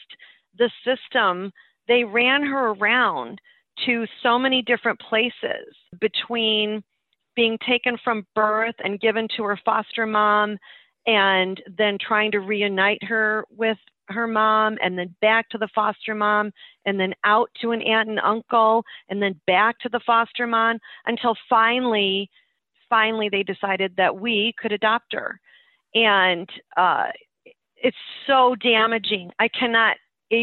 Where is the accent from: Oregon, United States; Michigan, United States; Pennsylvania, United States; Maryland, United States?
Michigan, United States; we're from Michigan